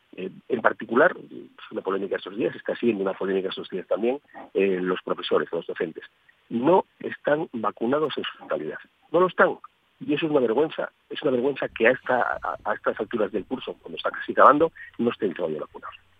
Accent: Asturias, Spain; no como asturianos, sino como españoles

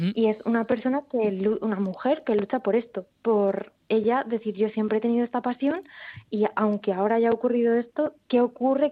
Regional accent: Rivas-Vaciamadrid, Community of Madrid, Spain; moved away as an adult; now in Oviedo, Spain; yo de Rivas, de Madrid

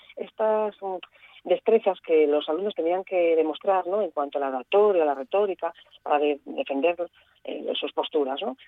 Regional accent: Gijón, Asturias, Spain; Yo soy una gijonesa que veraneaba encantadísima de niña en casa de mis abuelos en, Cabrales

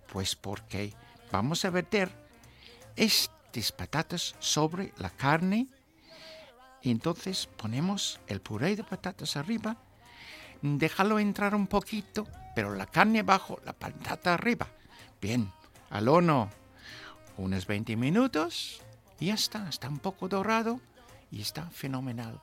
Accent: Newmarket, East of England, United Kingdom; Spanish is a second language; now in Spain; en un teatro cerca de mi pueblo

